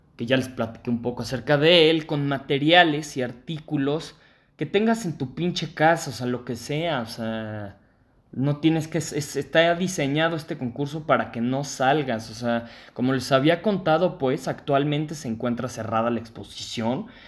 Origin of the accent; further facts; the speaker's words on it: Mexico; nosotros como mexicanos